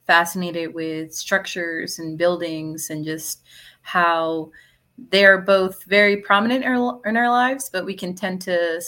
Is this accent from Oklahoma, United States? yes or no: no; Laredo, Texas, United States; also born or lived in College Station, Texas; I'm from Laredo, Texas, which is a border town between Texas and Mexico. So I grew up there my whole life before I moved over to College Station